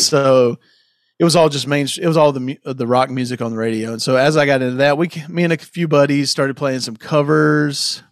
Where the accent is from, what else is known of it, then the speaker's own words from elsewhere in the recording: South Carolina, United States; I, I grew up in South Carolina